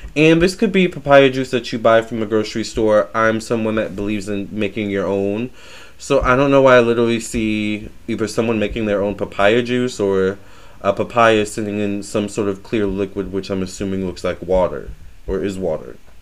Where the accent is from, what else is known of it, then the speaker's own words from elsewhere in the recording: Virginia, United States; I do consider myself a Southern belle. I am from Virginia